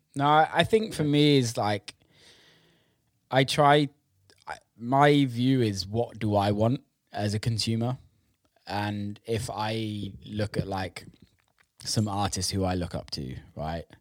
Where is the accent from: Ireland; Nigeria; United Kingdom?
United Kingdom; England; I'm obviously British and grew yeah. up in England